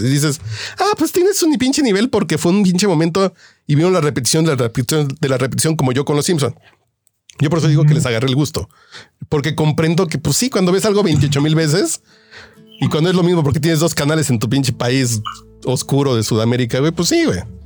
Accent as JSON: {"language": "Spanish", "country": "Mexico"}